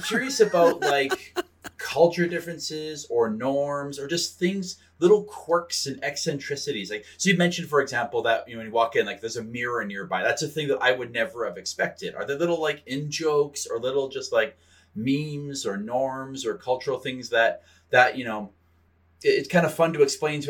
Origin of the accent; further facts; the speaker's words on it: Canada; I'm only a Canadian